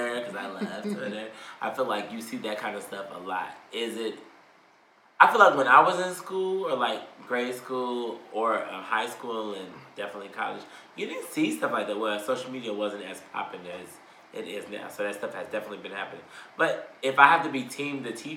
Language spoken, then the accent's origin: English; Texas, United States; I was born in Texas